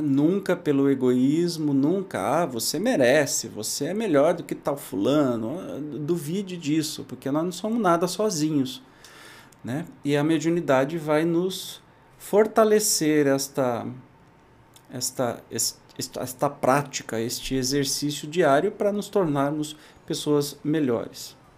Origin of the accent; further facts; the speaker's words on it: Brazil; Da minha infância, lá em Itajubi